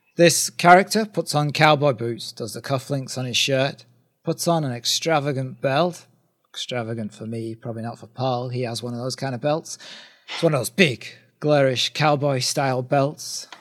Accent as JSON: {"language": "English", "country": "United Kingdom", "said": "we're, we're two British guys"}